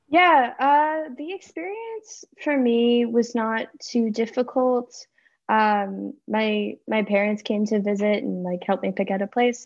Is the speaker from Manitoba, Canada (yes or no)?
yes; just outside of Winnipeg, Manitoba, Canada; moved away as an adult; now in Montreal, Canada; I'm from just outside of Winnipeg, Manitoba